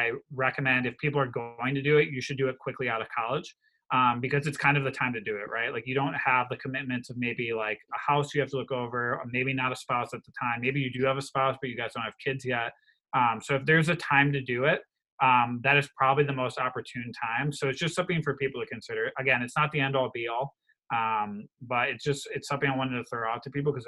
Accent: Wisconsin, United States; I come from Wisconsin. The majority of my state is very rural

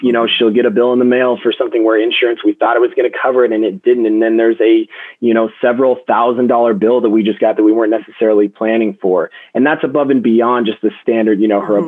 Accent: Denver, Colorado, United States; I was born and raised in Denver. I'm a Colorado native

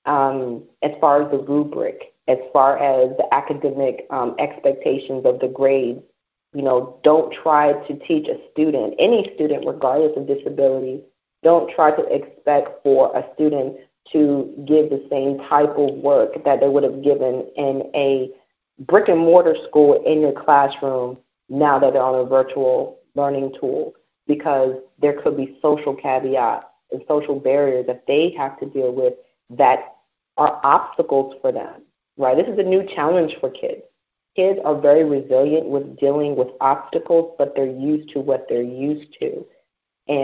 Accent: United States; moved away as an adult; now in British Virgin Islands; me being American and coming from the United States

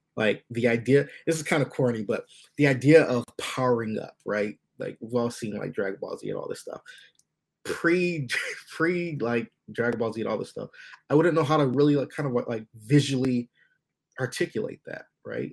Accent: United States; I was born in the states

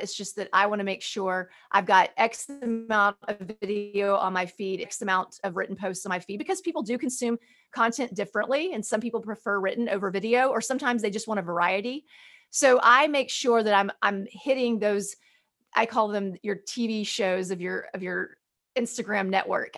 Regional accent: Birmingham, Alabama, United States; growing up in Birmingham, Alabama

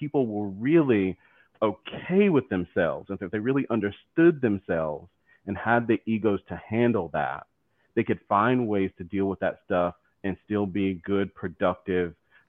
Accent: the South, United States; accent: southern; I feel like my accent, my southern accent is coming out more.

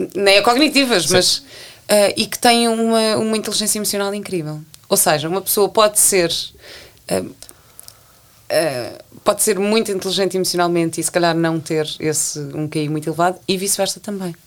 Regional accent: Portugal; moved away as an adult; also born or lived in London; eu cheguei portuguesa

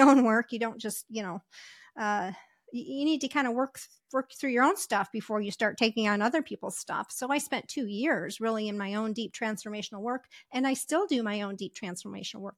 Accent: Michigan, United States; moved away as an adult; also born or lived in Ohio / Las Vegas; I w, w, was raised, uh, or I grew up in Michigan

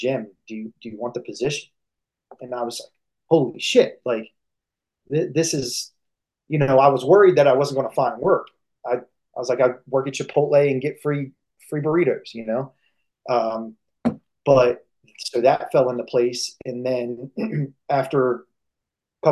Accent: Maryland, United States; moved away as an adult; now in Pittsburgh, United States; we would head back home to Maryland.

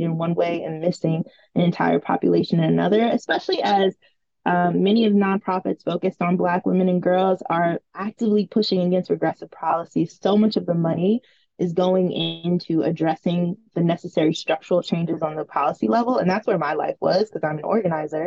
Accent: New York City, New York, United States; the sex education we did not have as young Black girls growing up in Brooklyn, New York.

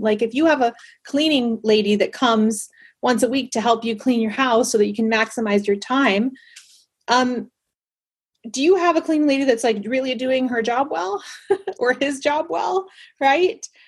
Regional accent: Panama; moved away; I grew up in Panama

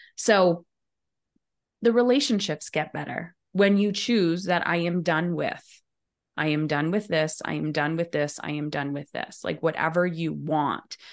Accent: Windsor, Ontario, Canada; I'm in Ontario, in Windsor, right across the kind of river from Detroit. Uh, and I've been here my whole life.

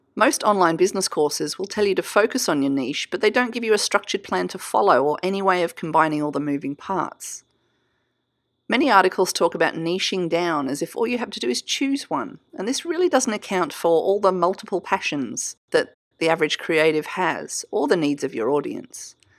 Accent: Australia; I'm Australian, so we say niche

